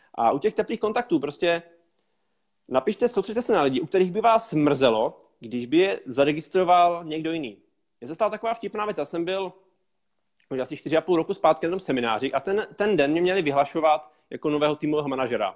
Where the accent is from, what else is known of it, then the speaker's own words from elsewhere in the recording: Moravia, Czechia; also born or lived in Prague; Já jsem se tam narodil a celý život jsem šel na Moravě